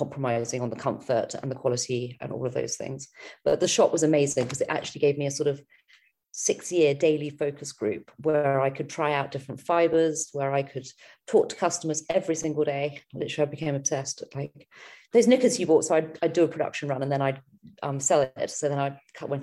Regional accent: United Kingdom; also born or lived in London / Australia; we're British

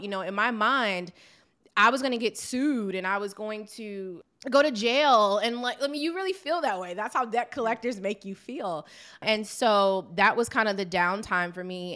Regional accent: Maryland, United States; I am from Maryland

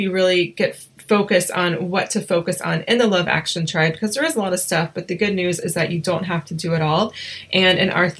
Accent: Asheville, North Carolina, United States; we're both from North Carolina, or from Asheville, North Carolina

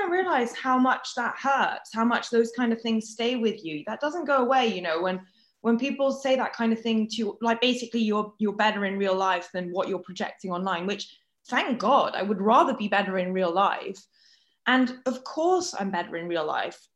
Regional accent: France; moved away; I grew up in France where the dating rules are very different to here

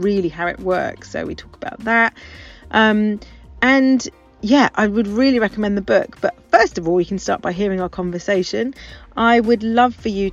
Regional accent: near Stroud, Gloucestershire, South West England, United Kingdom; moved away; I grew up near Stroud in Gloucestershire

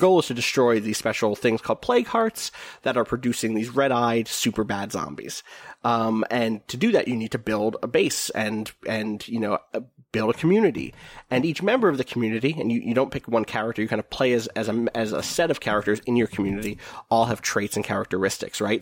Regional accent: New Zealand; I grew up in New Zealand

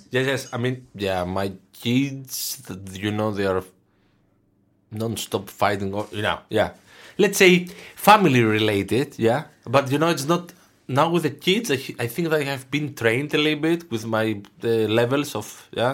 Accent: Thessaloniki, Central Macedonia, Greece; English is a second language; moved away as an adult; also born or lived in Aarhus, Denmark / Aalborg, Denmark; now in Denmark; to Thessaloniki, to my hometown

